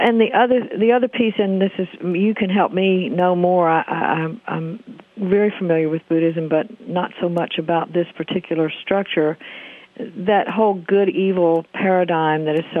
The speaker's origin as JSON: {"language": "English", "region": "the South", "country": "United States", "said": "I am from the South, and I live in the Bible Belt, what we call here, lovingly call the Bible Belt."}